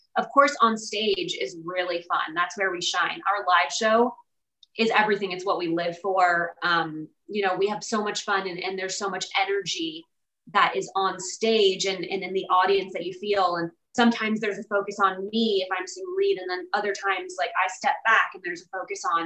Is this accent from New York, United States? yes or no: no; Virginia, United States; also born or lived in California; now in Nashville, United States; I'm from Virginia